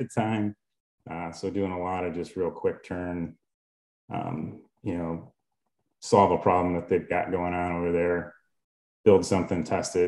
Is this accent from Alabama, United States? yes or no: no; Livonia, Michigan, United States; also born or lived in Ann Arbor, Michigan / Houghton, Michigan; born and raised in Livonia, Michigan, down by Detroit